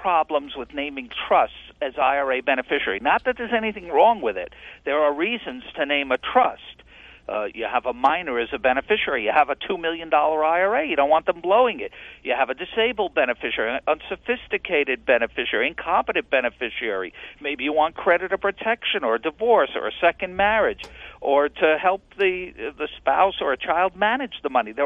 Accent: New York, United States; I grew up in New York as a Yankee fan

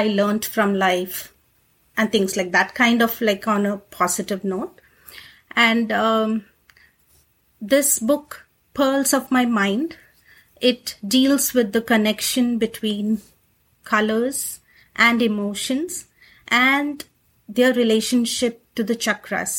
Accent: India; moved away as an adult; now in United States; I'm actually originally from India. I came here in 2008 to the US.

